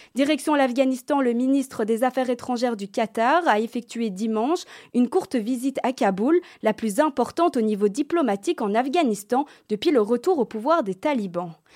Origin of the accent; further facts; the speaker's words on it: Belgium; chez nous en Belgique